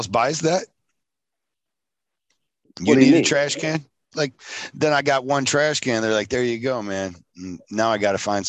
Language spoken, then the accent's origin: English; Michigan, United States; Killing people in Lake Michigan. That's my hometown.